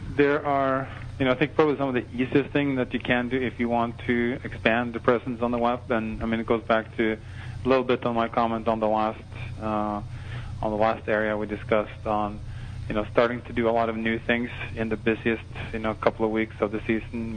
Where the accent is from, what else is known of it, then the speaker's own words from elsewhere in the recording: Norway; moved away; I was born and raised in Norway